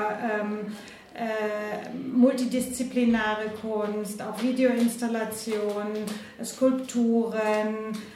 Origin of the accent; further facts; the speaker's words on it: Croatia; born there; also born or lived in Cologne; Äh, ich bin gebürtige Kroatin